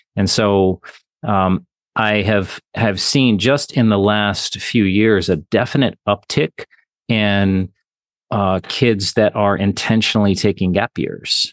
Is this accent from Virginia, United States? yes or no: yes; Virginia, United States; also born or lived in Wayne County, Michigan; now in Michigan, United States; I'm from Virginia originally